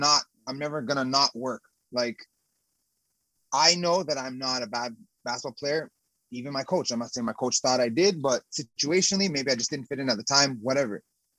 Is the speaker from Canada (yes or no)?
yes; Canada; So I came from Canada being the best, if not one of the better players there.